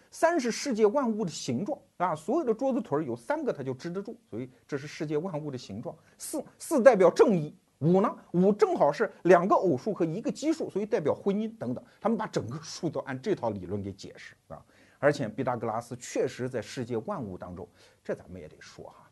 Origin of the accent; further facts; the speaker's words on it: China; 没有用的事情，我们中国人是不去操心的啊